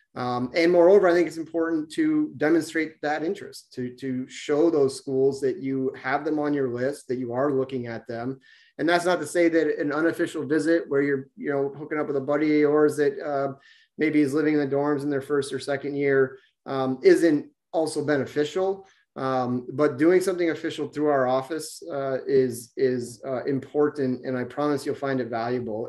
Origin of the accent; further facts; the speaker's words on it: Vermont, United States; I grew up in Vermont myself